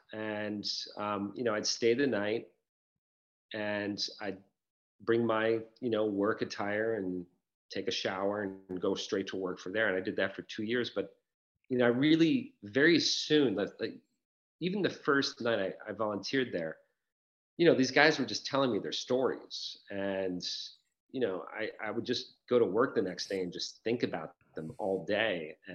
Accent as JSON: {"language": "English", "town": "Rochester", "region": "New York", "country": "United States", "tie": "born or raised there", "moved": "yes", "lives_now": "Chicago, United States", "said": "And, I moved to Rochester, my hometown."}